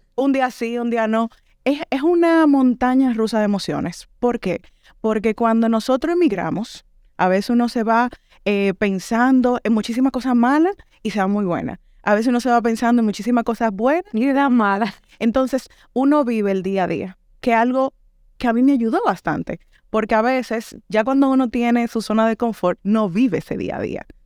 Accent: Dominican Republic; moved away as an adult; now in Granada, Spain; ya yo tengo dos años fuera de República Dominicana

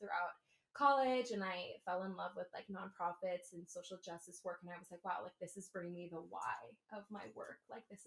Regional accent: Southern California, United States; I'm from SoCal

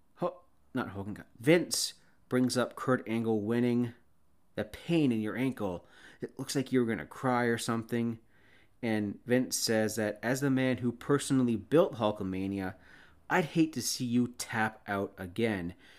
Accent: Canada; I'm Canadian

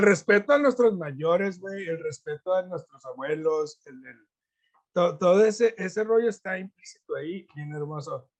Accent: Mexico; como buen mexicano

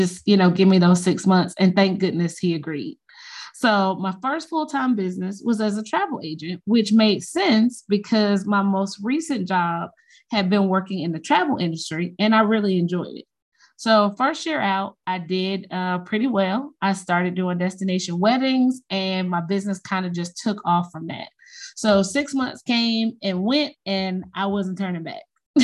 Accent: Chicago, Illinois, United States; now in Athens, United States; I was born in Chicago and grew up on the west side of the city.

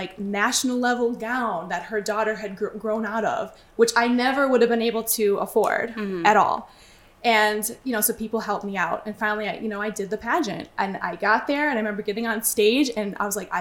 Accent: Chicago, Illinois, United States; moved away as an adult; also born or lived in Brooklyn, New York; now in Long Island, United States; Originally, I'm from Chicago. But I moved to New York when I was 19 years old

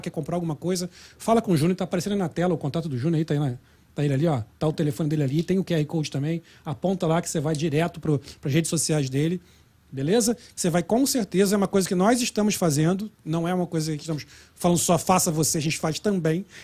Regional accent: Rio de Janeiro, Brazil; moved away; Eu sou do Rio.

